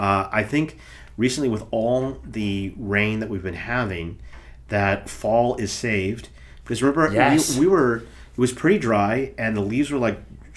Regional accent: Nebraska, United States; Nebraska, where I'm from.

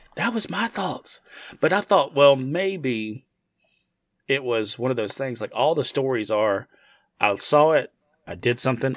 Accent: United States; I'm from the United States.

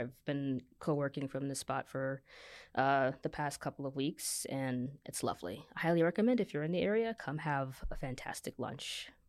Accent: Kansas City, Kansas, United States; also born or lived in Virginia / New York; now in Michigan, United States; So I've been in New York for a bit. Half grew up in Kansas City, Kansas, half in Vir

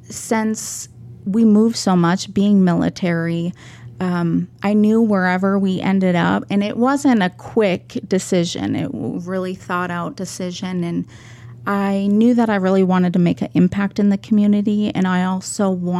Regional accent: Minnesota, United States; moved away as an adult; also born or lived in California; now in Cedar City, United States; I'm not from Cedar City. I'm originally from Minnesota, so you'll hear the accent a little bit. I grew up in a really small town. I think the biggest town I've ever lived in is about the size of Cedar.

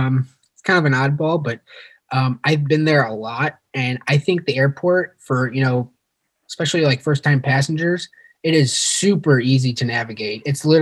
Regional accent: St. Louis, Missouri, United States; also born or lived in Ukraine / Philadelphia; my hometown of St. Louis. Here in St. Louis

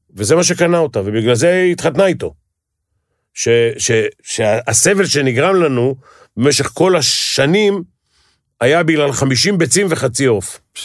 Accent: Tel Aviv, Tel Aviv District, Israel; בשכונה שאני גדלתי, גדלו פושעים

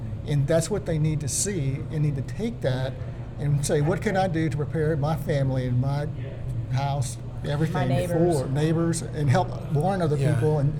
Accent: Pearland, Texas, United States; growing up in Pearland, Texas, which is far inland.

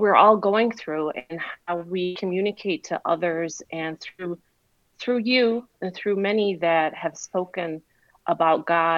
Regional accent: Iraq; now in United States; I came from Iraq. I was an immigrant from Iraq 46 years ago.

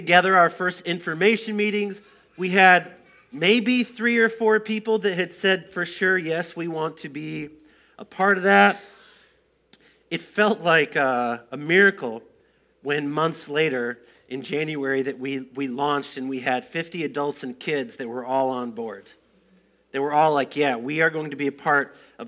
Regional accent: Moline, Illinois, United States; moved away as an adult; also born or lived in Colorado Springs, Colorado; Now, I grew up in Moline

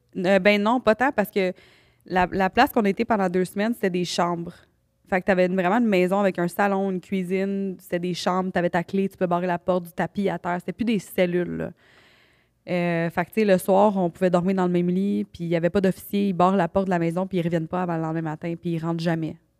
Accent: Canada; moi je venais du Canada

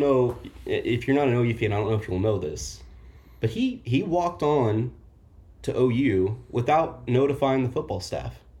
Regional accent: Oklahoma, United States; now in Kansas City, United States; I'm from Oklahoma. Uh, grew up in the Bob Stoops era

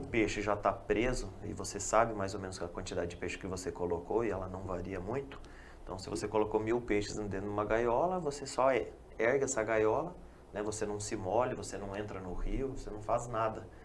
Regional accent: Toledo, Paraná, Brazil; moved away; eu não sou da região, eu sou da região de Toledo

